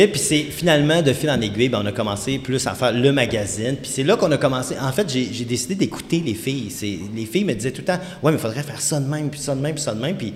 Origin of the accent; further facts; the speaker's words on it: Quebec, Canada; Puis ma copine du temps, puis on vient du Saguenay, là, tu sais